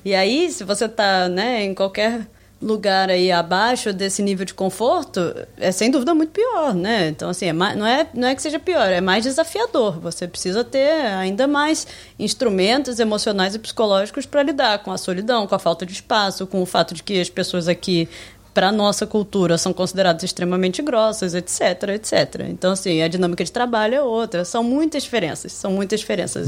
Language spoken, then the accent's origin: Portuguese; Niterói, Rio de Janeiro, Brazil; moved away as an adult; also born or lived in Nova Iguaçu / Switzerland / Sweden / Brasília; now in Amsterdam, Netherlands; Eu nasci em Nova Iguaçu, no Rio de Janeiro. E saí de lá quando eu era pequena. Também fui morar em Niterói